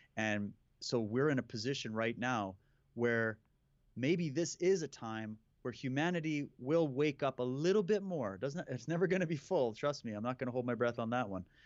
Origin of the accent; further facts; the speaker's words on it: Saskatchewan, Canada; moved away; I grew up in Saskatchewan.